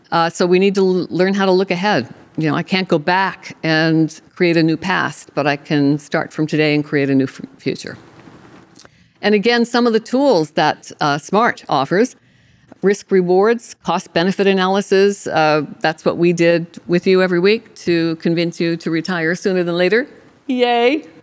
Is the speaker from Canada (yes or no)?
yes; Canada; I'm Canadian